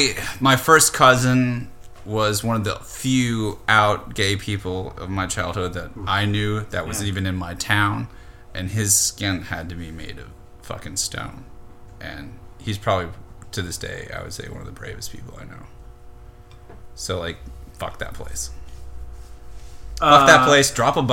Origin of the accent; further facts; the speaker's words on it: the South, United States; Growing up in the South as a weird kid myself, like, means a lot to us to be able to participate in it.